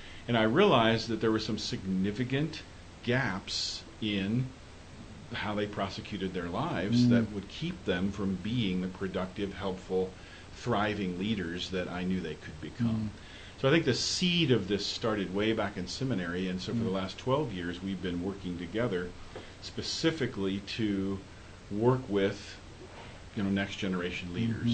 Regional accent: Indianapolis, Indiana, United States; I grew up in Indianapolis, here in Indianapolis, up on the northeast side.

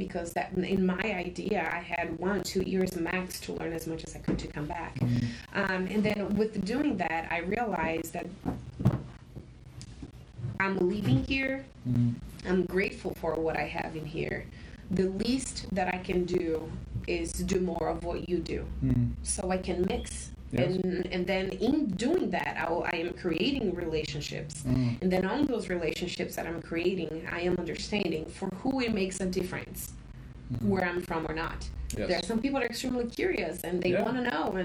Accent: Brazil; first language Portuguese; English is a second language; moved away as an adult; now in United States; I was obviously born in Brazil

